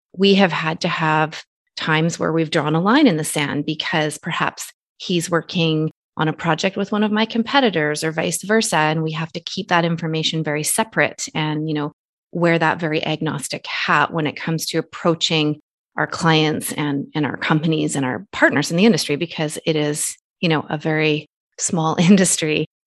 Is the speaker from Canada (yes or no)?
yes; Canada; I'm Canadian citizen